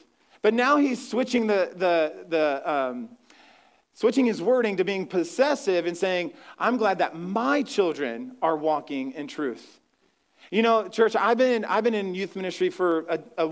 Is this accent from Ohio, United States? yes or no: yes; Ohio, United States; moved away; I'm from Ohio, I'm from the Midwest